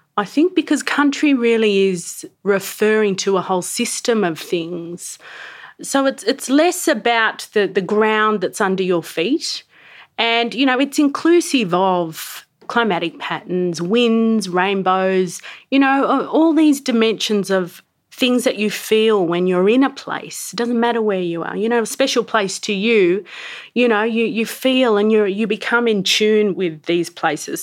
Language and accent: English; Sydney, New South Wales, Australia; also born or lived in Yuwaalaraay Country, New South Wales; now in Canberra, Australia; I grew up in Sydney and I now live in Canberra